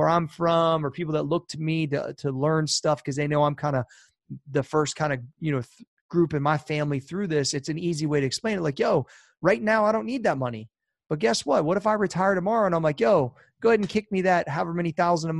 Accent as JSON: {"language": "English", "town": "Columbus", "region": "Ohio", "country": "United States", "said": "I'm from Columbus"}